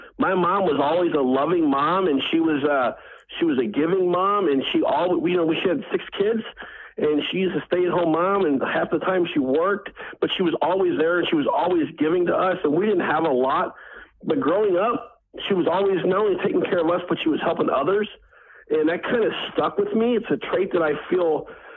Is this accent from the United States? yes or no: yes; St. Louis, Missouri, United States; I grew up in St. Louis, Missouri